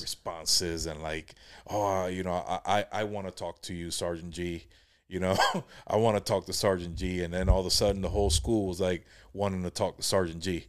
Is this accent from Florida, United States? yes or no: yes; Jacksonville, Florida, United States; also born or lived in Palm Coast, Florida; my wife, you know, we're from Jacksonville